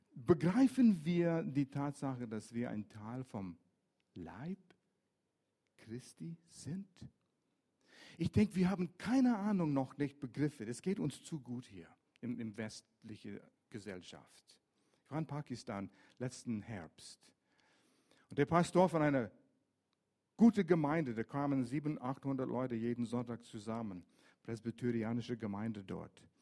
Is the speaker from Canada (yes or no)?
yes; Vancouver, British Columbia, Canada; German is a second language; moved away; also born or lived in Lörrach area; Ich bin in Vancouver groß geworden, an der Westküste